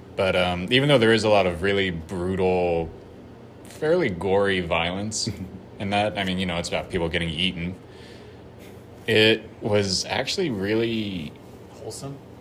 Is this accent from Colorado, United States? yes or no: yes; Colorado, United States; I'm from Colorado